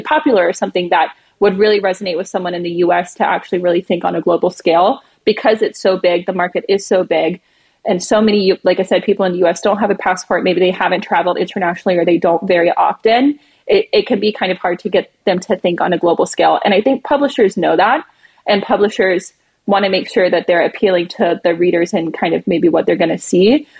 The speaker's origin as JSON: {"language": "English", "region": "the American South", "country": "United States", "moved": "yes", "lives_now": "New York City, United States", "said": "I'm from the American South where we kind of have southern hospitality"}